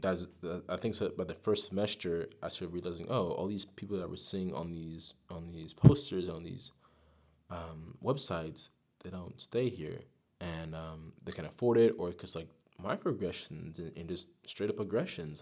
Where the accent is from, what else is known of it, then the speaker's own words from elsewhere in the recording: Greer, South Carolina, United States; moved away as an adult; also born or lived in Amsterdam; I'm from, uh, Greer, South Carolina. Raised in Gre-, Greer, South Carolina.